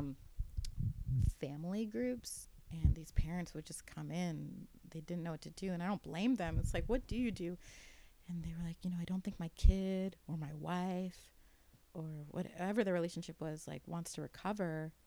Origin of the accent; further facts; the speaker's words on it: New York, United States; I'm a Jew from New York